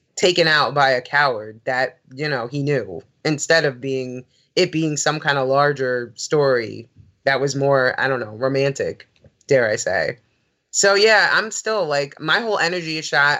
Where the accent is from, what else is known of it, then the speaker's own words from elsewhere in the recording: New York, United States; growing up in New York